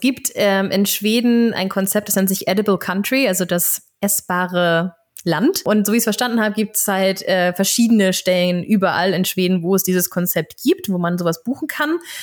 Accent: Germany; ich bin natürlich auch ähm, an der Ostseeküste aufgewachsen

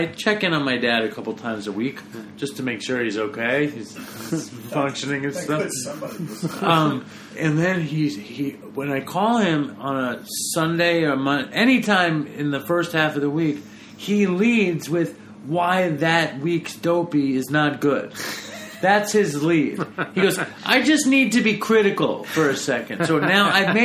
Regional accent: New York, United States; I'm Jewish and from New York

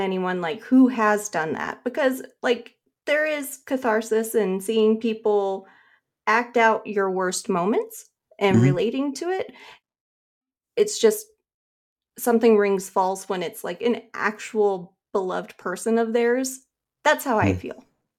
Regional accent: Carson City, Nevada, United States; moved away as an adult; now in Orange County, United States; I was born in Carson City, Nevada. So I grew up in Nevada and lived there until I was like 22. And then I moved to Southern California.

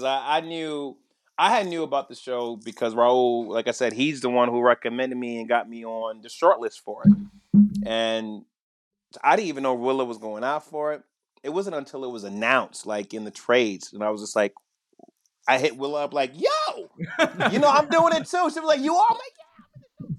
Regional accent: New York City, New York, United States; I grew up in Brooklyn.

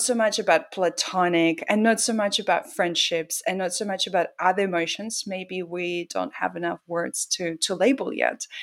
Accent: Russia; moved away; Growing up in Russia was very, it's like living in the box almost literally

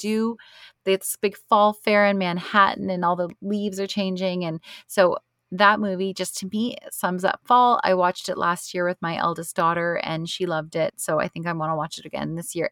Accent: Canada; being Canadian, we have Thanksgiving in October

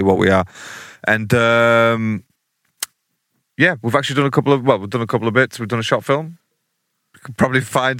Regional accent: the Northeast, North East England, United Kingdom; we're two guys from the Northeast

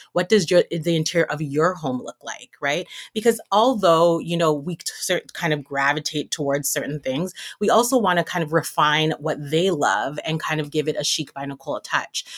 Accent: Toronto, Ontario, Canada; now in Montreal, Canada; I'm born and raised in Toronto, though, from Jamaican background

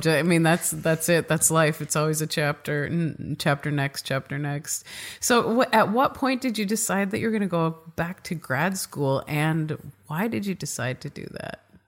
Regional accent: Midwest, United States; accent: Midwest; my Midwest accent

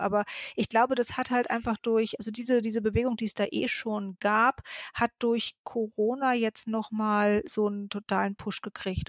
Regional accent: Berlin, Germany; ich bin in Berlin geboren, ich bin ke äh, keine der vielen Zugezogenen

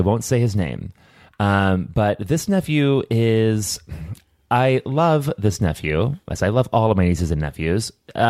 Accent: Hobart, Tasmania, Australia; which is in the hometown where I grew up in Hobart, things happen there, man.

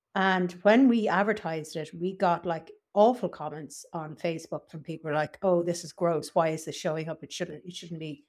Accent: Ireland; I was from Ireland

